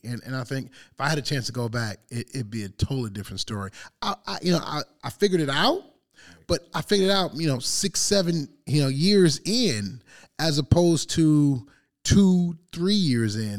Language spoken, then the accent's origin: English; Detroit, Michigan, United States; growing up in Detroit